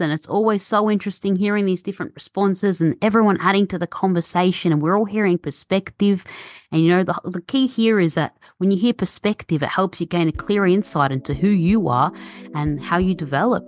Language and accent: English; Australia; born and raised in Australia, but my parents are from Egypt and I speak Arabic